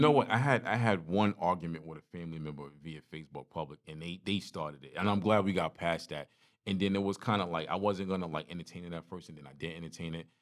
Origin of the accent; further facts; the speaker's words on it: New York City, New York, United States; now in Carolinas, United States; growing up in Brooklyn